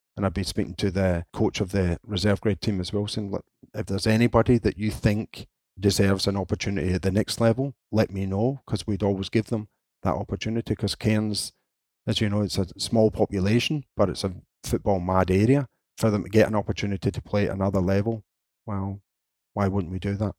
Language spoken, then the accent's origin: English; Scotland, United Kingdom; being Scottish